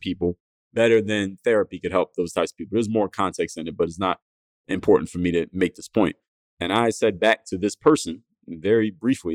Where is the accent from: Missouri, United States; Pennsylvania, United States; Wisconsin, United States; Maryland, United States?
Pennsylvania, United States; Philadelphia; My hometown, Philadelphia